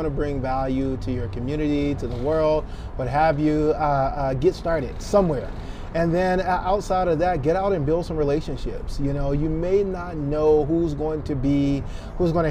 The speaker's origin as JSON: {"language": "English", "town": "Tuscaloosa", "region": "Alabama", "country": "United States", "said": "I'm from Tuscaloosa, Alabama"}